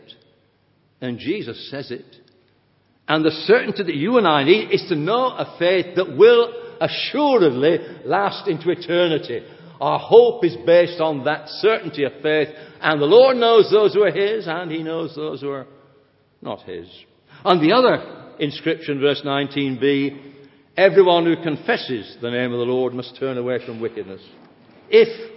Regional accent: England, United Kingdom; we're English

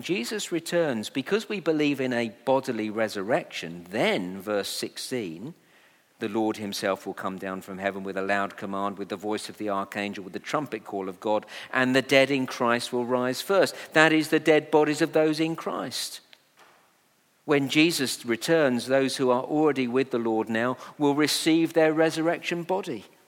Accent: Letchworth, East of England, United Kingdom; my hometown of Letchworth

